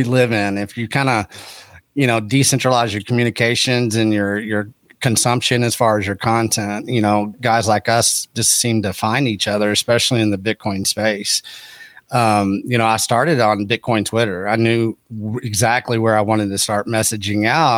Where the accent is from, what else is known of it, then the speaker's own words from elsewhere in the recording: Texas Panhandle, United States; also born or lived in Austin, Texas; where I was raised was up in the Texas Panhandle, which is agriculture and ranching